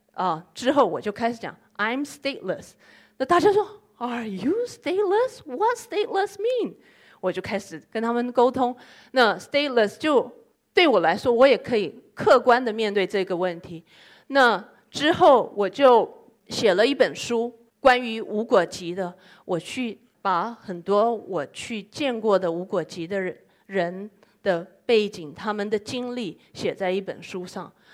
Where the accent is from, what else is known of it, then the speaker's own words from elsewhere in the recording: Yokohama, Kanagawa, Japan; Chinese is a second language; 我是来自于日本，呃，横滨中华街的